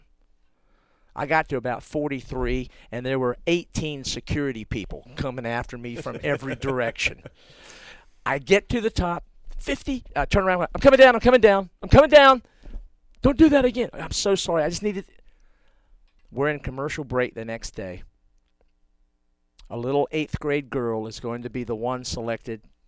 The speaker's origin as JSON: {"language": "English", "region": "North Carolina", "country": "United States", "tie": "born or raised there", "said": "as a kid growing up on Tobaccoville Road"}